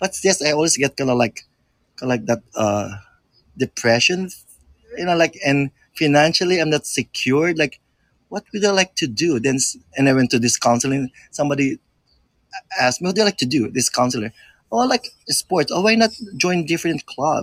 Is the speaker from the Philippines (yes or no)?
yes; Philippines; moved away; I grew up in the Philippines.